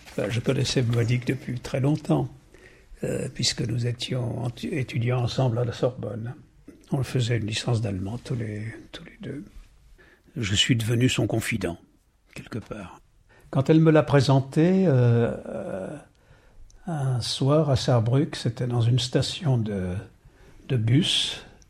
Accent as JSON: {"language": "French", "town": "Paris", "region": "Île-de-France", "country": "France", "said": "je suis parisien"}